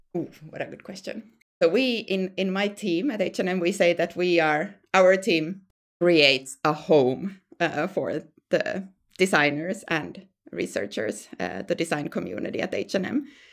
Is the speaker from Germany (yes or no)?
no; Finland; moved away as an adult; now in Sweden; I'm from Finland originally, and then I moved, um, to Sweden